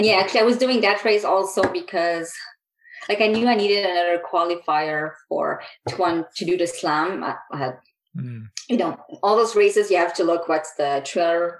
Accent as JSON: {"language": "English", "region": "Quebec", "country": "Canada", "tie": "born or raised there", "moved": "yes", "lives_now": "Calgary, Canada", "said": "I grew up in Quebec"}